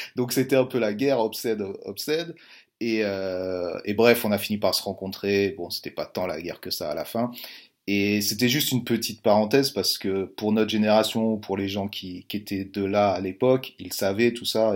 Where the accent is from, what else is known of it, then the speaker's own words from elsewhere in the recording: France; nous, en tant que Français